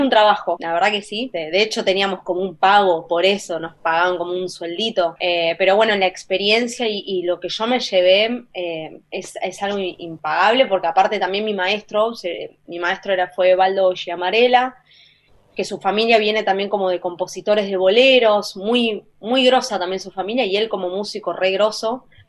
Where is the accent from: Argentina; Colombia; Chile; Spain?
Argentina; Buenos Aires; como Argentina